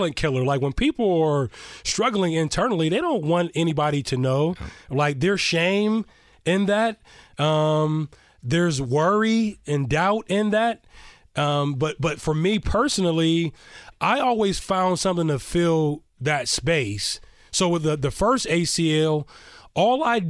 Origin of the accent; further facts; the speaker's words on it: Sharon, Pennsylvania, United States; also born or lived in Youngstown, Ohio; Western Pennsylvania, Eastern Ohio. I was born in Youngstown, Ohio. Grew up and raised in Sharon, Pennsylvania